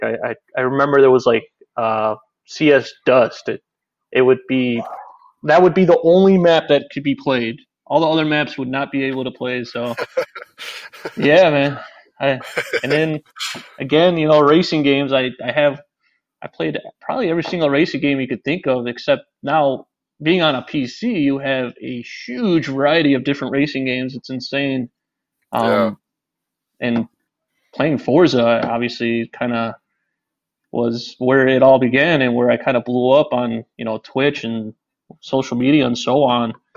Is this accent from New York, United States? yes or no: no; Chicago, Illinois, United States; I am from Chicago, Illinois